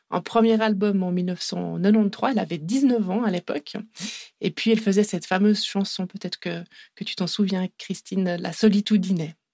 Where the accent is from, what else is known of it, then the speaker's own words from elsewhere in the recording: Italy; accent: Italian; French is a second language; je vais le dire en français parce que moi j'ai un accent italien assez horrible